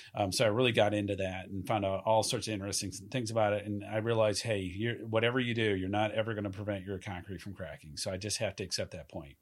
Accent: Southeast, United States; moved away as an adult; also born or lived in Camp Pendleton, California; now in California, United States; I'm originally from the Southeast

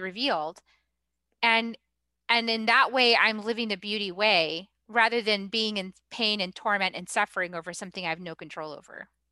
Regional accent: New England, United States; moved away; I'm from New England

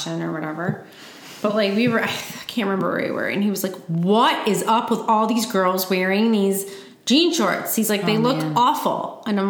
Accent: Michigan, United States; moved away; I'm from Michigan.

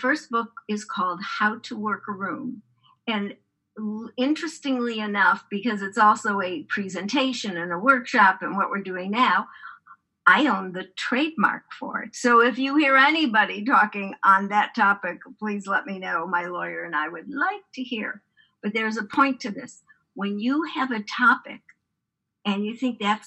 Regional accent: Chicago, Illinois, United States; now in San Francisco, United States; I grew up in Chicago.

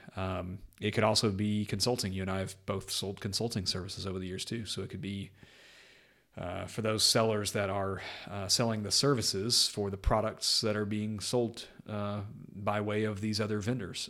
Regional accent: North Texas, United States; moved away as an adult; now in Windsor, United Kingdom; I was born and raised in North Texas in the U S

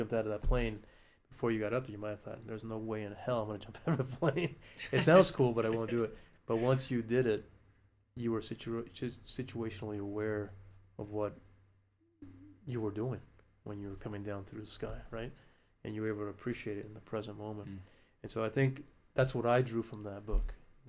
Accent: Alaska, United States; now in New Mexico, United States; And there was a time when I didn't want to be in New Mexico anymore because I'm not from here. I grew up in Alaska.

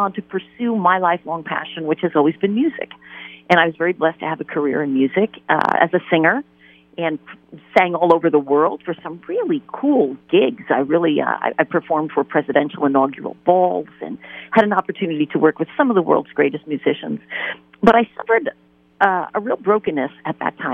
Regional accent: New York, United States; I am originally from New York, and I had a wonderful traditional Catholic upbringing.

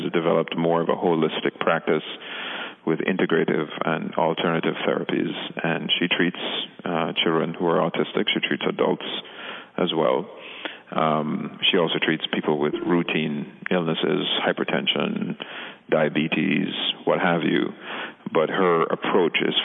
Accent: Jamaica; moved away; We're originally from the Caribbean, from Jamaica

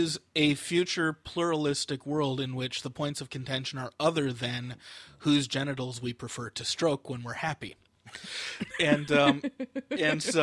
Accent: San Francisco, California, United States; I grew up in San Francisco

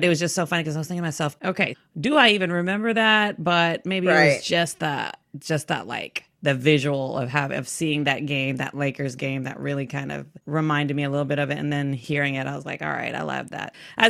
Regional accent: Texas, United States; I'm from Texas and I'm from the South.

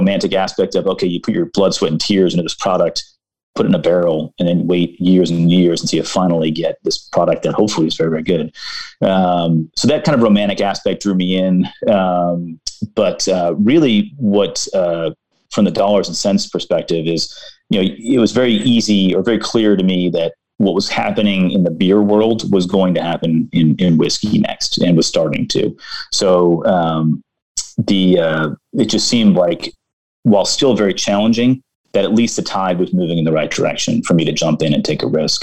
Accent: Baltimore, Maryland, United States; I'm from Baltimore

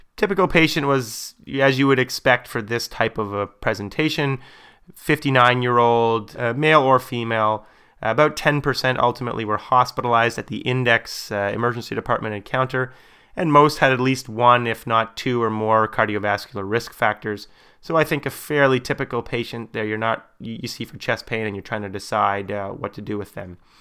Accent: Canada; my perspective as a Canadian

